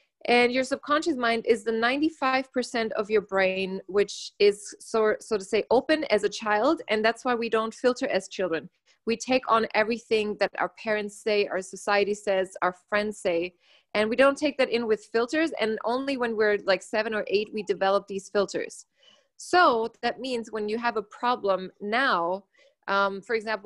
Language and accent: English; Germany; moved away as an adult; also born or lived in United States; I was born and raised in Germany. And when I was 19, I didn't want to live there anymore. So I went to the US